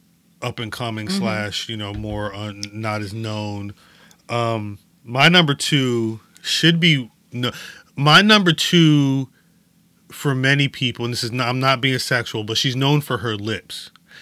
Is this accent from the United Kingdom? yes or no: yes; London, United Kingdom; I'm from London.